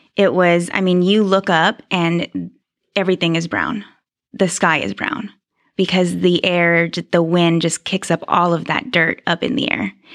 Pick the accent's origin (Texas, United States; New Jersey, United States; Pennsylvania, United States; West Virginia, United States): Texas, United States; Houston; moved away as an adult; now in Mansfield, United States; Grew up in Houston, lived in Houston my whole